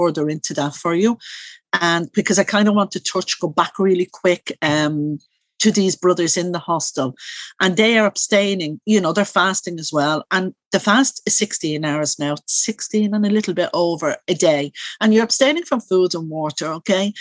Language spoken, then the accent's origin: English; Dublin, Leinster, Ireland; I am originally from Coolock